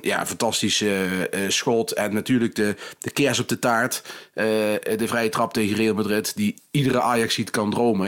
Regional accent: NEC-land, Gelderland, Netherlands; ik kom natuurlijk uit NEC-land

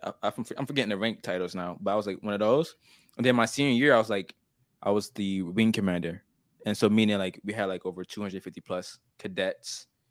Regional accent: the South, United States; accent: country; I've been living in the South my whole life

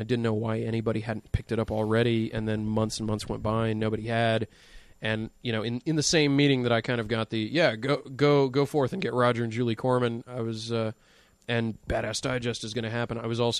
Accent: Dallas, Texas, United States; also born or lived in Tallahassee; now in Austin, United States; we're both from Dallas.

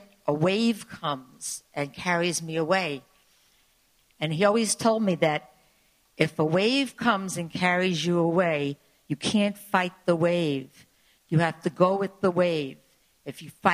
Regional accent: New York City, New York, United States; I grew up in the Rockaways, not far from where you lived

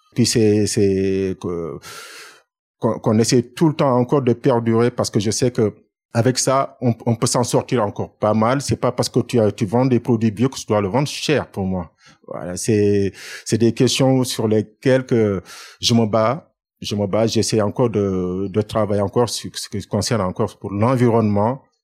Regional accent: Dakar, Senegal; moved away as an adult; now in France; Je suis né à Dakar et j'ai fait mes études à Dakar

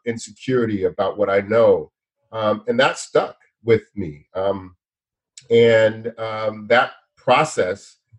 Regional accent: outside of Los Angeles, Southern California, United States; I grew up outside of Los Angeles, outside in Southern California

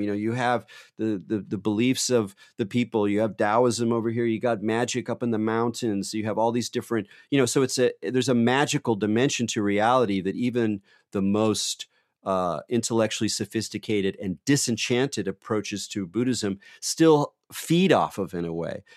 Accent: California, United States; I'm from California

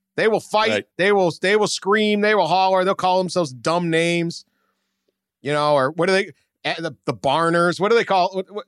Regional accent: Northeast, United States; I grew up in the Northeast too.

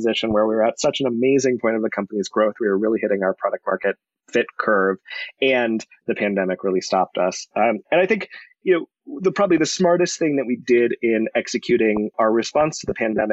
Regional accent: Colorado, United States; born and raised in Colorado, went to CU for school

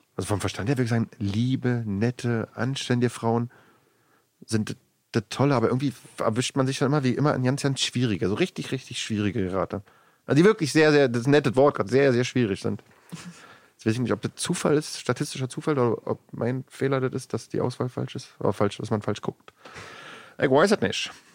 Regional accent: Germany; Ich wohne außerhalb Berlins in einem kleinen Dorf, mein Heimatdorf, da wo ich auch äh, äh, aufgewachsen bin

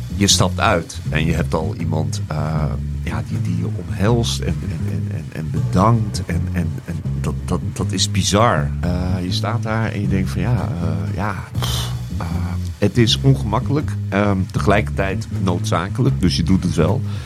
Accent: Netherlands; ik uit Nederland kom

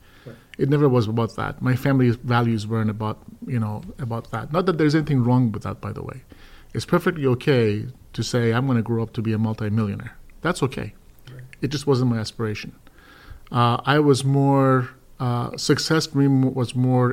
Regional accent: Iran; now in United States; I was born in Iran.

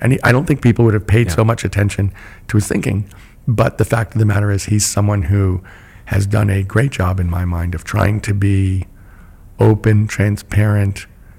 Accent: United States; I'm an American too.

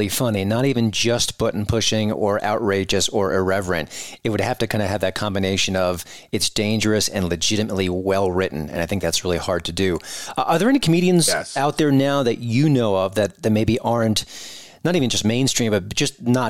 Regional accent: New York, United States; I'm from New York as well

